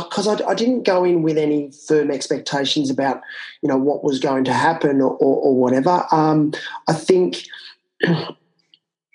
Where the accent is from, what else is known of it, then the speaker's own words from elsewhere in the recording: country Victoria, Australia; also born or lived in Canberra; I grew up in country Victoria, which is outside of Melbourne in the southern part of Australia.